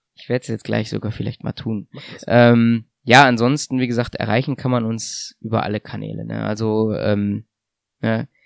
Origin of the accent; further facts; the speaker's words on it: Germany; also born or lived in Russia; als Deutscher